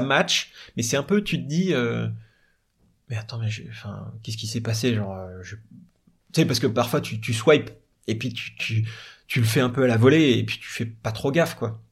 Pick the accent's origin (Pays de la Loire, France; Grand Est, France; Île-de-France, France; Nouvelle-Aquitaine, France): Île-de-France, France; Paris; Je dis de Paris.